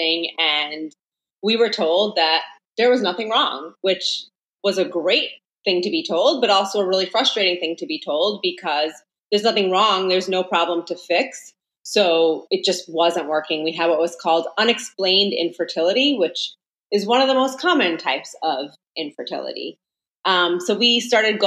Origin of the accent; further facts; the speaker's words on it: Long Island, New York, United States; I'm from New York, born and raised on Long Island.